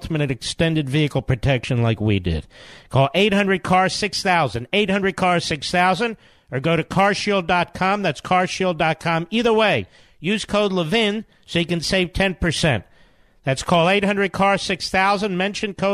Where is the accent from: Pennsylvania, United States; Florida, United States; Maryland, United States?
Pennsylvania, United States; Philadelphia; moved away; Philadelphia, my hometown